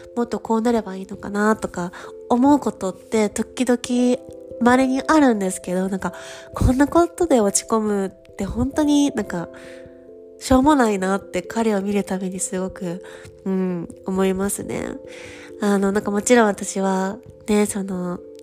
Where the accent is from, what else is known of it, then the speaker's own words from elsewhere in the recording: Japan; moved away as an adult; now in Paris, France; 日本人だよ